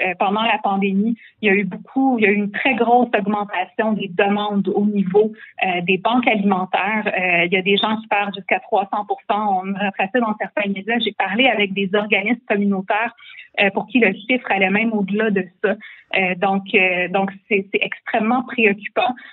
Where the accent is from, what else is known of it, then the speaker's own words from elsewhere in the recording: Quebec, Canada; also born or lived in Charlemagne, Quebec / Saint-Urbain-Premier, Quebec; je suis née sur la rive sud, euh, je suis née à Charlemagne et euh, j'ai grandi ma petite enfance euh, aussi euh, sur la rive sud. Après ça, on est déménagé à Saint-Urbain premier Donc moi, je suis une de la campagne aussi.